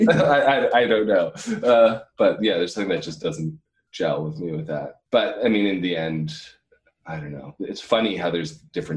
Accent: Hamilton, Ontario, Canada; also born or lived in Dundas, Ontario / Waterdown, Ontario / China; now in Burlington, Canada; I was born in Hamilton

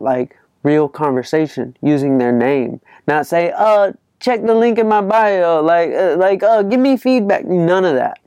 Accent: Atlanta, Georgia, United States; I'm from Atlanta, Georgia.

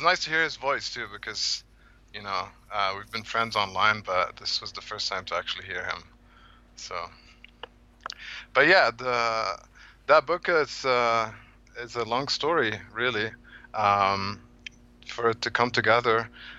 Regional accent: Cairo, Cairo Governorate, Egypt; moved away; I'm originally from Egypt. I was born and grew up in Cairo.

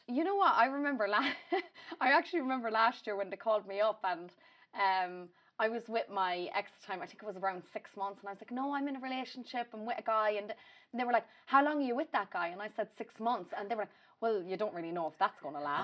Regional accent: Ireland; if I did come home, and I'd go to say Mullingar or Athlone, that's where I'd always go on a night out

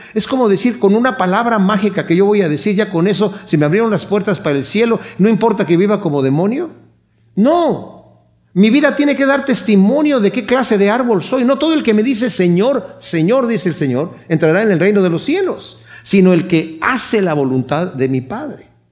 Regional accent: Querétaro, Mexico; moved away; yo soy de Querétaro

